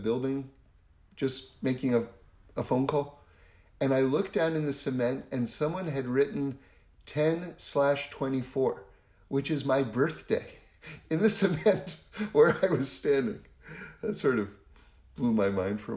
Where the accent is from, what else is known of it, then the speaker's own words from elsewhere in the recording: New York City, New York, United States; moved away as an adult; now in Los Angeles, United States; I grew up in New York City on 79th Street and Broadway on the Upper West Side